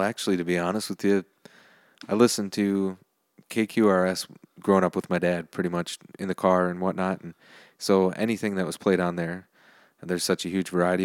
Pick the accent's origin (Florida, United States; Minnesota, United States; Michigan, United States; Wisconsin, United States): Wisconsin, United States; New Richmond; New Richmond, which is my hometown.